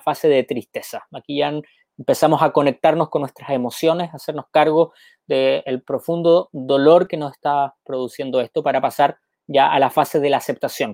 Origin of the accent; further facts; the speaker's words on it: Chile; also born or lived in Argentina; now in Peru; el sur de mi tierra, Osorno